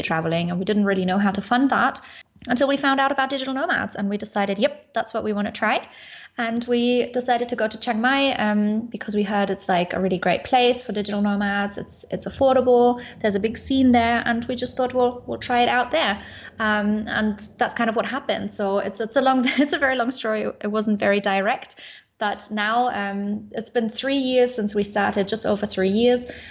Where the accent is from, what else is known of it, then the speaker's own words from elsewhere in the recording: Munich, Bavaria, Germany; moved away as an adult; also born or lived in Sofia, Bulgaria; I am originally from Munich in Germany, but I'm currently in Bulgaria in Sofia